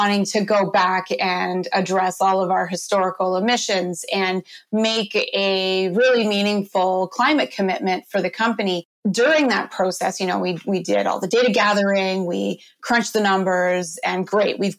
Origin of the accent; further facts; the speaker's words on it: Canada; I'm a Canadian